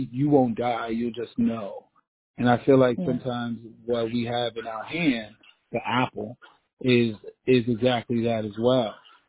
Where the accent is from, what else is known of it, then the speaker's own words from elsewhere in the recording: New York City, New York, United States; I'm a kid from the Bronx who's been through some things and seen some things.